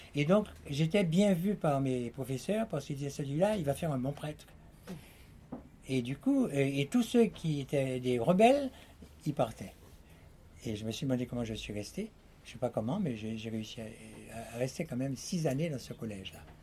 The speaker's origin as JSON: {"language": "French", "country": "Martinique", "tie": "born or raised there", "said": "j'étais enfant de Martinique, martiniquais"}